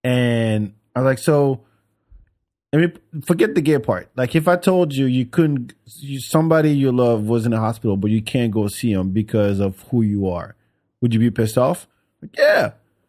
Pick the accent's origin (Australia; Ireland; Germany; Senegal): Senegal; Oh, I mean, the country where I'm from Senegal, West Africa.